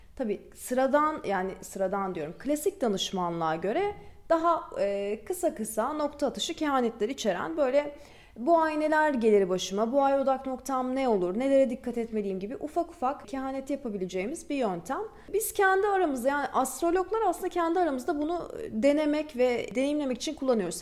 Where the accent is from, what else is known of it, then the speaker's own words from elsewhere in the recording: Istanbul, Turkey; also born or lived in Balıkesir; Ben İstanbul'da büyüdüm.